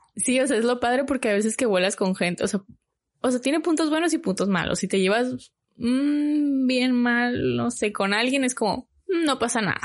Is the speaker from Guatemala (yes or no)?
no; Hermosillo, Sonora, Mexico; moved away as an adult; yo soy de Hermosillo